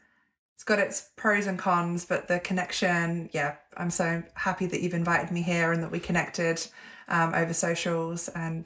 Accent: England, United Kingdom; accent: hybrid; now in Melbourne, Australia; Yeah, Melbourne, Australia. I'm originally English, but I've been here for 7 years. So I have a bit of a hybrid accent that no one can fully place.

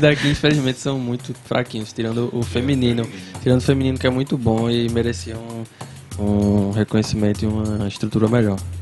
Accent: Vitória de Santo Antão, Pernambuco, Brazil; Lagoa Redonda, que também nem existe mais o bairro onde eu cresci

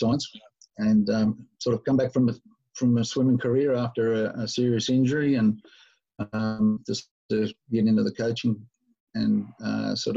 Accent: Newcastle, New South Wales, Australia; moved away as an adult; also born or lived in Sydney / Hawaii; I grew up in Newcastle, which is about 200 Ks north of Sydney

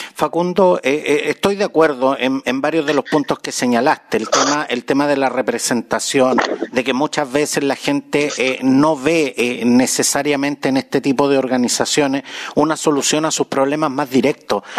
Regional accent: Chile; nuestro querido Chile

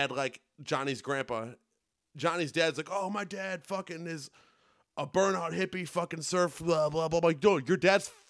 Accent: Indiana, United States; We grew up in Indiana

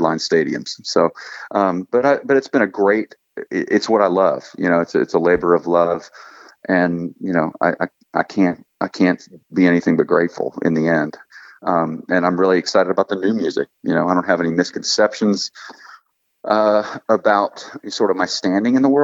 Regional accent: Texas, United States; now in Nashville, United States; I'm from Texas, although Nashville is home.

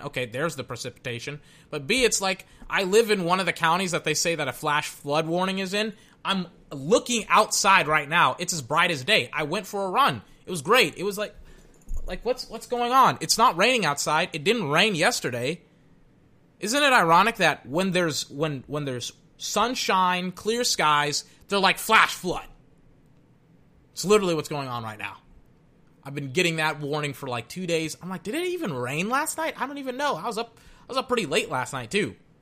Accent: Texas, United States; I'm from Texas

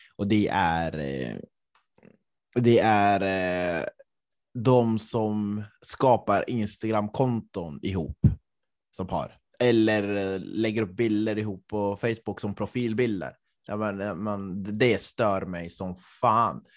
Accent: Östersund, Jämtland, Sweden; min hemort Östersund

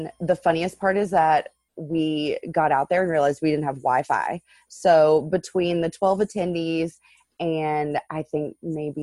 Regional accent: West Virginia, United States; moved away as an adult; now in Baltimore, United States; So originally from West Virginia, grew up in a super, super small town.

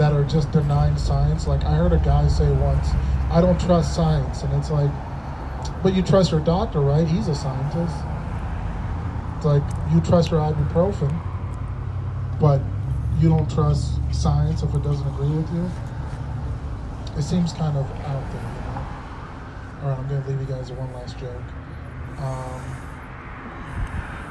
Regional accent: Minnesota, United States; I grew up in Minnesota

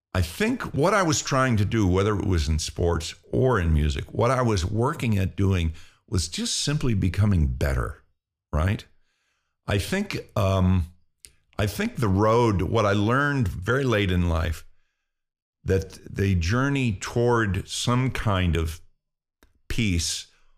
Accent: Pennsylvania, United States; When I was a kid, I grew up in Pennsylvania in a railroading town, and football was the what you did.

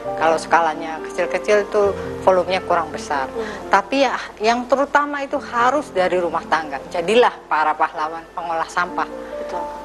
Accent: Cikarang, West Java, Indonesia; saya itu di apa ya di Cikarang di Brong lah Brong itu deket stasiun

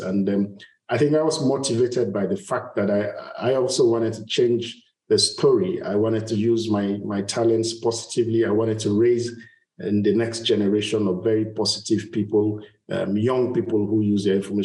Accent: Bodo, Rivers State, Nigeria; I'm from Nigeria, from a little community called Bodo in Ogoni. Ogoni is the southern part of Nigeria, the oil-rich part of Nigeria. So that's where I was born and grew up almost all my life.

